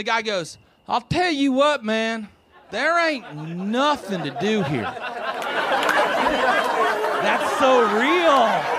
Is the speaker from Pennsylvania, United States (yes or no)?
no; West Virginia, United States; But I mentioned I'm from West Virginia